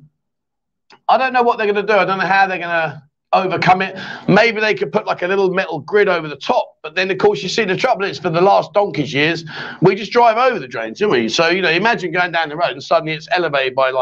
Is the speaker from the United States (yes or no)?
no; England, United Kingdom; now in Pattaya, Thailand; we're English